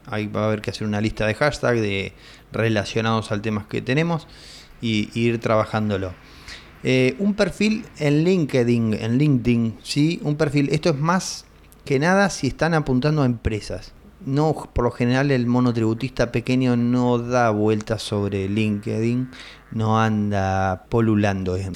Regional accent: Argentina; acá en mi país, en Argentina

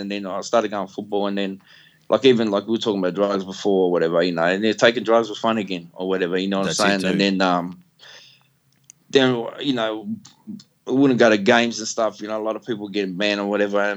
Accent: Melbourne, Victoria, Australia; accent: wog; I'm from the Western suburbs

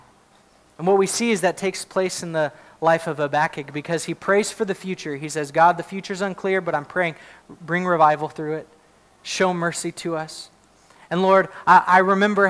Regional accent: United States; I'm glad to be an American. I really am. I love that I get to live in this country

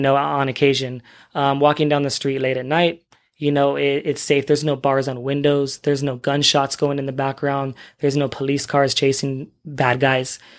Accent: San Diego, California, United States; moved away as an adult; also born or lived in Los Angeles; now in Kuwait; I'm from the U S, I'm from California, San Diego, born and raised

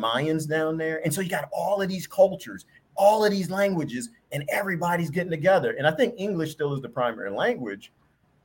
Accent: Washington, District of Columbia, United States; moved away; also born or lived in Belize; I grew up in the Washington, D.C. area

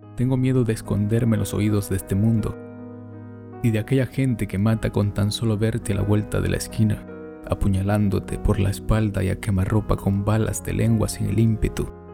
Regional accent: Nicaragua; now in Alicante, Spain; Soy de Nicaragua, pero actualmente vivo en la provincia de Alicante, España

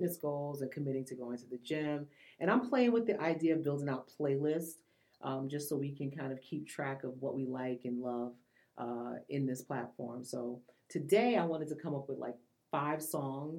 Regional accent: New York City, New York, United States; I am from Queens

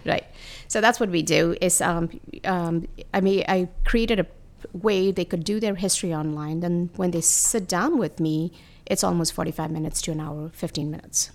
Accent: India; moved away; I come from India

